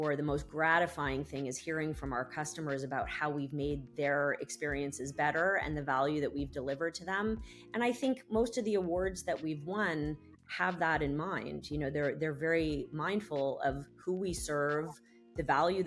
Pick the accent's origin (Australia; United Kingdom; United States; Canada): Canada; I'm Canadian